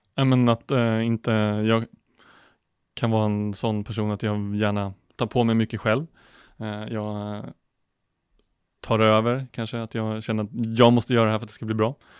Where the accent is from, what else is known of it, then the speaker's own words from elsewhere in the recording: outside Norrtälje, Stockholm County, Sweden; moved away as an adult; also born or lived in Linköping; född och uppvuxen utanför eh, Norrtälje, utanför Stockholm